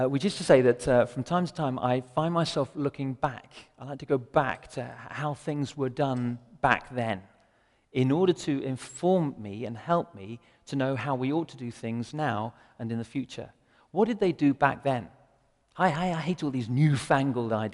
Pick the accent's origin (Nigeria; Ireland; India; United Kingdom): United Kingdom; England; I'm English as well